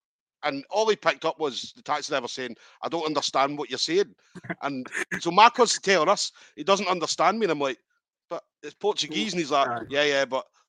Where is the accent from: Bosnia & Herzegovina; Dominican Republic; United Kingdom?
United Kingdom; Scotland; I'm fucking as Scottish as you can get.